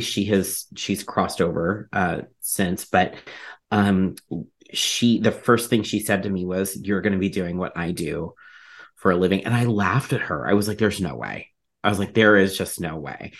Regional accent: Ohio, United States; where I grew up in Ohio

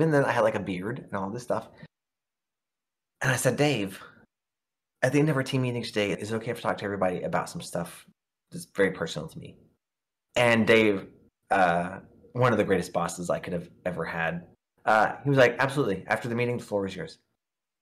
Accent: Oklahoma, United States; growing up in Oklahoma because it's a very red religious state

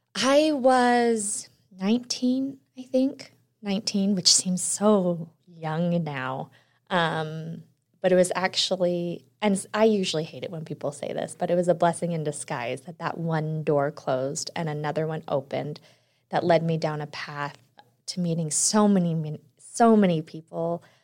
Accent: Utah, United States; also born or lived in Texas; I was born in Texas, but I moved to Utah when I was around two. And it's funny because I, I'll tell everyone, I grew up here, went to college here

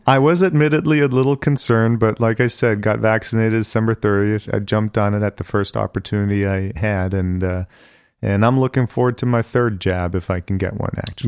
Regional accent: Bonn, North Rhine-Westphalia, Germany; born or raised there; also born or lived in Hanover, Germany; now in Cleveland, United States

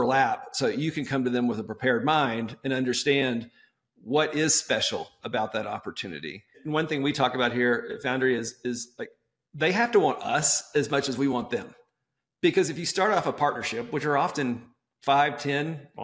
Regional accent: Texas, United States; I'm from Texas

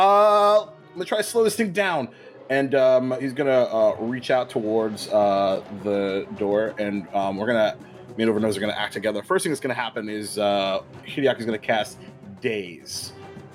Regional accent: Florida, United States; I'm from Florida.

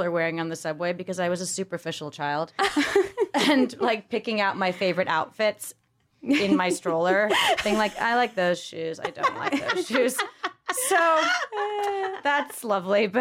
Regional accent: New York, United States; also born or lived in Providence; I also grew up in the fish market.

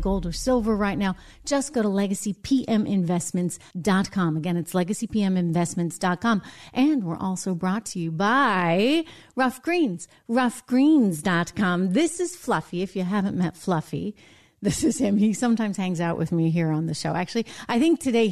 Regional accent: United States; as an American

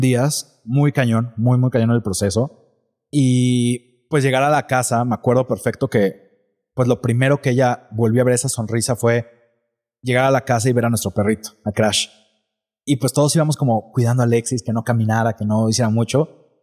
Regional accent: Mexico City, Mexico; now in Guadalajara, Mexico; yo soy de Ciudad de México

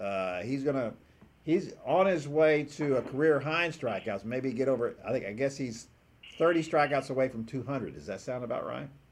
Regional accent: Houston, Texas, United States; me growing up in Houston

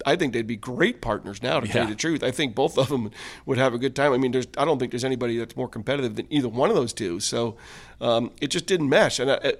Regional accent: United States; even though I was American, because here he is in South Africa

